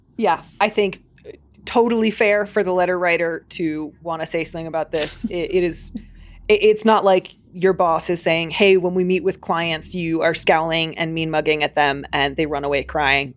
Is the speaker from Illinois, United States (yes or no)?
yes; Chicago, Illinois, United States; accent: Chicago; My stupid Chicago accent's gonna come back